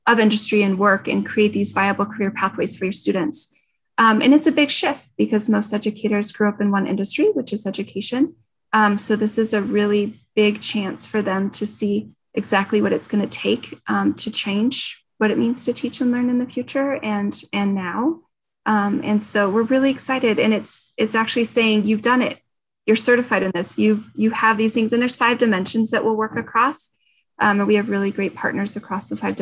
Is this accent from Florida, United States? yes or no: no; Durango, Colorado, United States; moved away as an adult; now in Denver, United States; I grew up near Durango, but I actually grew up on a ranch about 16 miles outside of Durango.